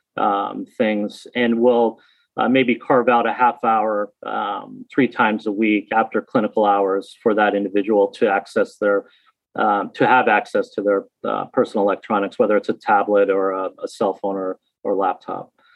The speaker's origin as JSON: {"language": "English", "town": "Newtown", "region": "Connecticut", "country": "United States", "tie": "born or raised there", "said": "I grew up in Newtown"}